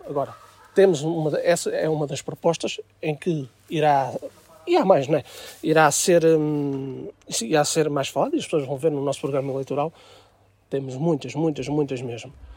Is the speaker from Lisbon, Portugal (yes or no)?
yes; Aveiras de Cima, Lisbon, Portugal; sou de Aveiras de Cima, uh, nascido e criado em Aveiras